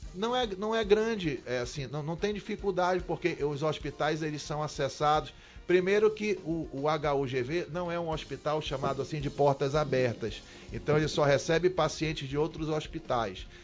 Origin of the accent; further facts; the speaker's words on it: Manaus, Amazonas, Brazil; a minha vida toda foi lá no Bolevar, né? Eu nasci, cresci, o papai cresceu lá no Bolevar